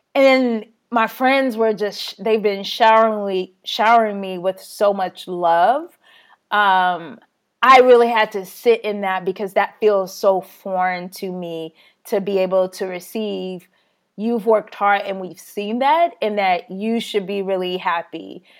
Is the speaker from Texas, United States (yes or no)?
yes; Texas, United States; being Texan